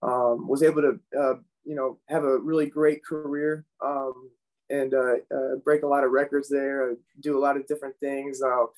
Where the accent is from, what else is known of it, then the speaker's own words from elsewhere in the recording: Englewood, Florida, United States; also born or lived in Sarasota, Florida; So I was actually born in Sarasota, Florida. I was raised in Englewood, Florida, though, a little more south. Been in Southwest Florida pretty much my whole life as far as just, you know, being a part of the area, growing up in it